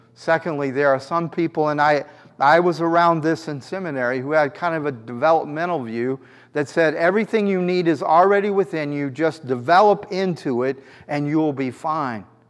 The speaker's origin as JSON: {"language": "English", "region": "New York", "country": "United States", "said": "as a New Yorker"}